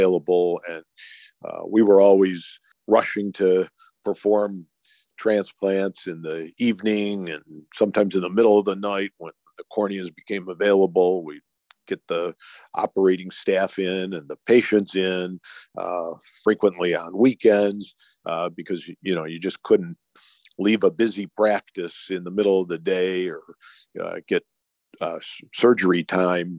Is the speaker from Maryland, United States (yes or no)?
no; Cleveland, Ohio, United States; I'm born and raised in Cleveland, Ohio